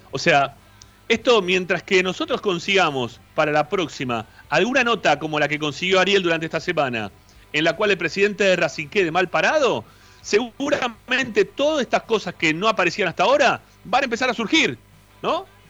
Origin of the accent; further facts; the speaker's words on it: Monte Grande, Buenos Aires Province, Argentina; yo soy de la zona, yo soy de Monte Grande, soy del partido de Esteban Echeverría